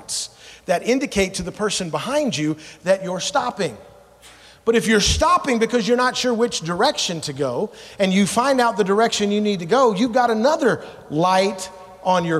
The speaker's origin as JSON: {"language": "English", "town": "Memphis", "region": "Tennessee", "country": "United States", "tie": "born or raised there", "also_born_or_lived": "Savannah, Georgia", "moved": "as an adult", "lives_now": "Alaska, United States", "said": "I moved to Memphis, Tennessee when I was 5. And when we left to come to Alaska in 1998, we left from Memphis to come to Alaska"}